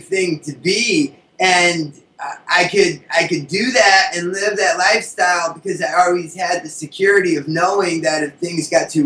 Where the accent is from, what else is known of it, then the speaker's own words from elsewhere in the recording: Hartford, Connecticut, United States; I'm from Hartford, Connecticut, which is only like a 2-hour bus ride away